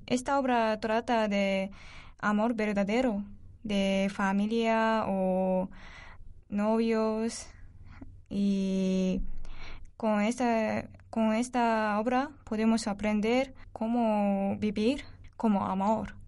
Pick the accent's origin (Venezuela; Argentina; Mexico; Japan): Japan; Spanish is a second language; moved away as an adult; now in Spain; en mi país, en Japón